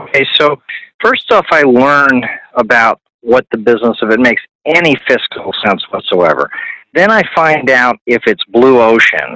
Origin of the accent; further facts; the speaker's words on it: New Canaan, Connecticut, United States; moved away as an adult; also born or lived in Virginia / Florida / Arizona; now in Southern California, United States; I ended up growing up in New Canaan, Connecticut, very corporate family